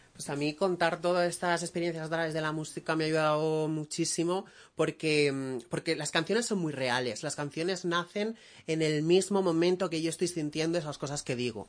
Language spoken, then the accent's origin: Spanish; Benidorm, Valencian Community, Spain; yo soy de Benidorm